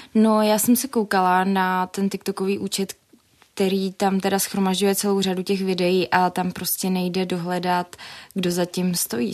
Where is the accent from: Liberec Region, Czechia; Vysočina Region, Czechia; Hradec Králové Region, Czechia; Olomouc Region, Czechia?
Hradec Králové Region, Czechia; Jičín; now in Prague, Czechia; jsem eh, sice z Jičína, ale působím v Praze